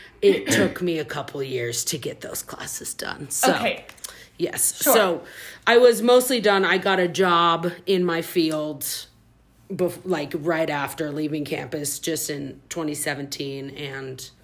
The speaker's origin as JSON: {"language": "English", "town": "Salt Lake City", "region": "Utah", "country": "United States", "tie": "born or raised there", "also_born_or_lived": "Oklahoma City, Oklahoma / Holladay, Utah", "moved": "as an adult", "lives_now": "Massachusetts, United States", "said": "I was born in Oklahoma City, but I moved to Salt Lake when I was 7. So I pretty much just say I grew up in Salt Lake"}